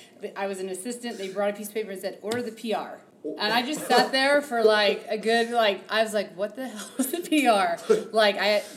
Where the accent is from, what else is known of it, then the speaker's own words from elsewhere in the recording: southern Indiana, United States; now in Denver, United States; I grew up in the Midwest. I grew up in Indiana, southern Indiana.